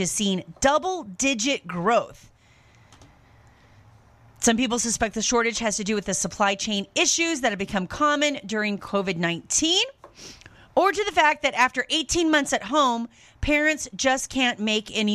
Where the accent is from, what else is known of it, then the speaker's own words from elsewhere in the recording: United States; also born or lived in France; as an American person used to just shelves full of everything that you would ever need